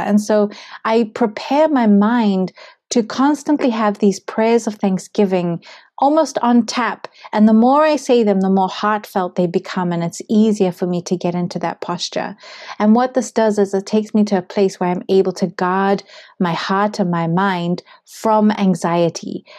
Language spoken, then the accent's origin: English; Zimbabwe; moved away; I come from Zimbabwe